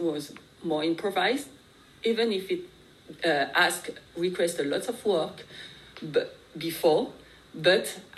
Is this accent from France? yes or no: yes; France; moved away; I grew up in France in a Vietnamese family